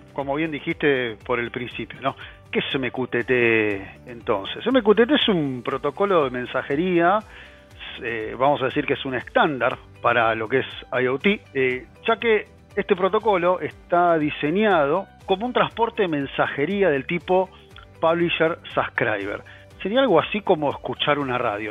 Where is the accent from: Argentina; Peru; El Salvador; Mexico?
Argentina; soy argentino, vivo en Argentina